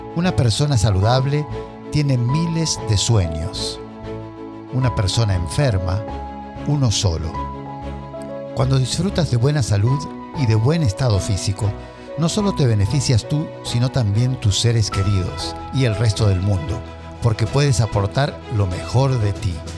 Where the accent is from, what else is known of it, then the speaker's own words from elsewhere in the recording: Argentina; Me crié en Argentina